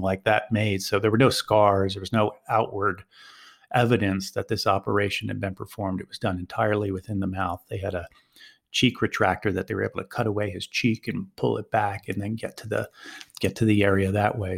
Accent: Philadelphia, Pennsylvania, United States; moved away as an adult; now in Sarajevo, Bosnia and Herzegovina; I'm from Philadelphia originally

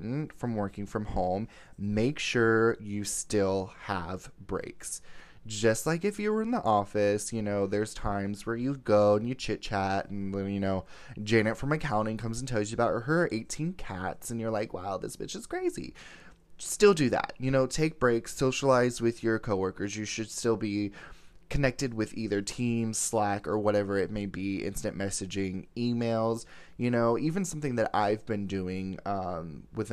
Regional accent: Fort Lauderdale, Florida, United States; I was born in the Sunshine State of Florida in Fort Lauderdale

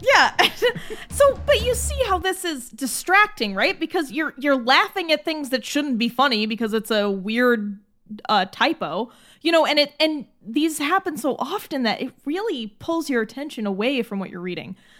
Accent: United States; as an American

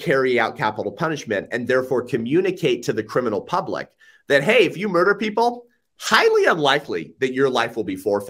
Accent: California, United States; I'm from California, so that's my point.

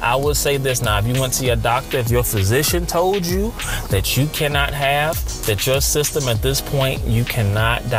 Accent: United States; Me being born and raised in America

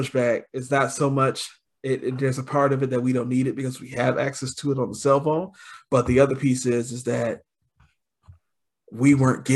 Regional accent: Detroit, Michigan, United States; growing up in Detroit, 12 years of school

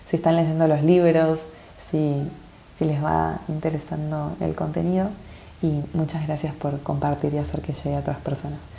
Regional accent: Argentina; now in -; me estoy preparando el corazón para ir a, mi país natal, para ir para Argentina unos meses

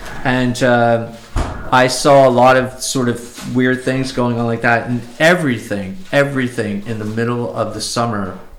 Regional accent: New Jersey, United States; moved away as an adult; also born or lived in New York City, New York; now in upstate New York, United States; I'm from the Garden State, New Jersey.

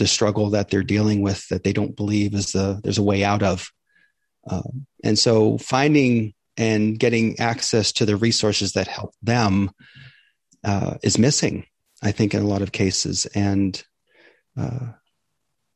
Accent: Maine, United States; now in Tampa, United States; I grew up in Maine

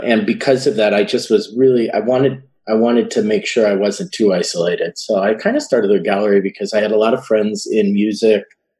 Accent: Chicago, Illinois, United States; I'm from Chicago, from the Chicagoland area, southwest suburbs.

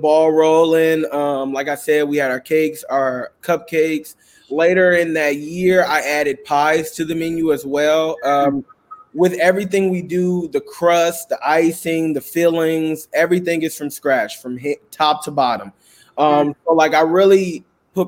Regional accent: Richmond, California, United States; I'm from Richmond, California, where a lot of people my age choose to do a lot of different things

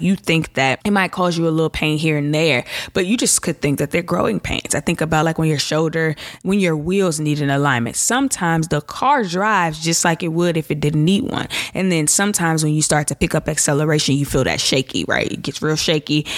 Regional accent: Chicago, Illinois, United States; I'm from Chicago

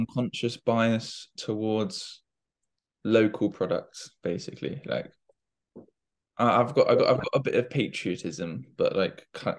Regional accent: London, United Kingdom; I'm from Fulham

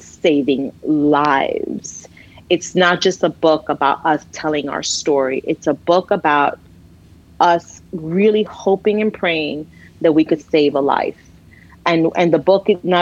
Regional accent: New York City, New York, United States; We grew up as Latinas in the Bronx, and our parents are, you know, Cuban Dominican

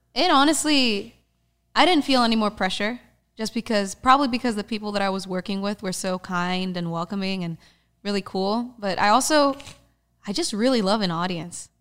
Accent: Dominican Republic; moved away; my home country, the Dominican Republic

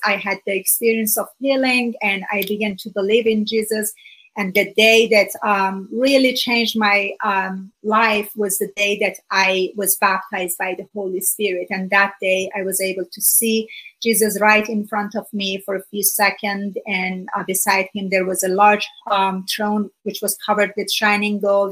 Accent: Iran; first language Persian; English is a second language; moved away as an adult; now in United States; I'm originally from Iran. Uh, for about 30 years, I lived there. And I was born just a few months before the Iranian Revolution in 1979

